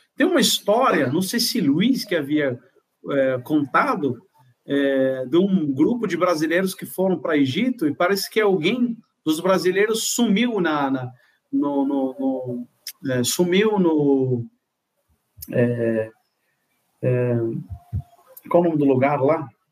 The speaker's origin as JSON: {"language": "Portuguese", "country": "Morocco", "tie": "born or raised there", "second_language": "Portuguese", "moved": "yes", "lives_now": "Brazil", "said": "Eu nasci em Marrocos, norte da África"}